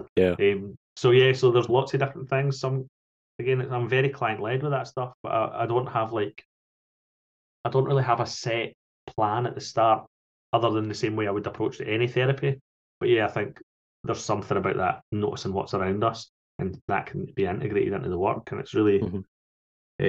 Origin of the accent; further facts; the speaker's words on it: Falkirk, Scotland, United Kingdom; I grew up in Falkirk